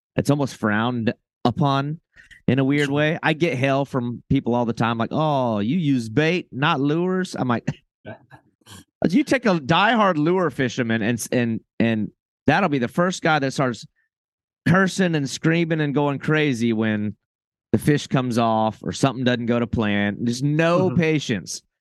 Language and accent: English; Florida, United States; I'm from Florida.